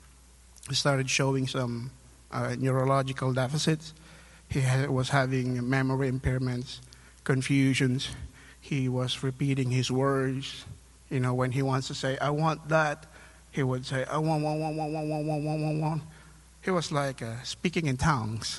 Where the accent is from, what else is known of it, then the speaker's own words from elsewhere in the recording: Philippines; moved away as an adult; now in United States; I was born and raised in the Philippines. I came over here to the U.S. in 2010